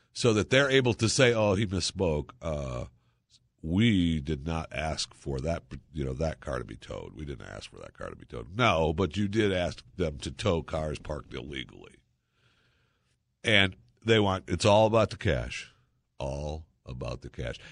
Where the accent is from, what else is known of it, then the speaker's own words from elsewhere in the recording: Saginaw, Michigan, United States; I was born in Michigan. I was born in Saginaw, Michigan, uh, the lower half